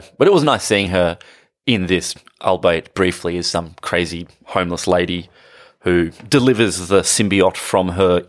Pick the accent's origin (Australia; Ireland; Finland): Australia; I guess because I'm Australian